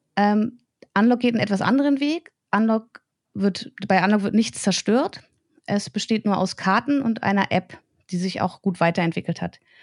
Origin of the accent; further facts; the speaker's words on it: Braunschweig, Lower Saxony, Germany; Ich bin halt hier geboren, ich bin hier aufgewachsen, lebe hier